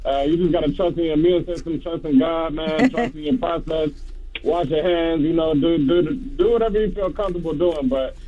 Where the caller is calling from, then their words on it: Savannah, Georgia, United States; I'm calling from the Savannah area.